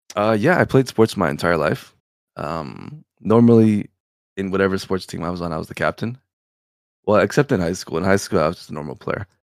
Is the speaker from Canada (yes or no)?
yes; Canada; also born or lived in Serbia; I was born in Serbia. And then I moved over to Canada when I was two years old. So, yeah, I did grow up in Canada